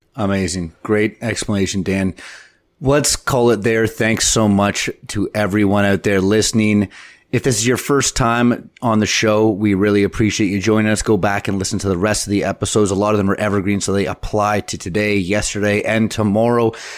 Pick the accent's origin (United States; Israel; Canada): Canada; we're Canadian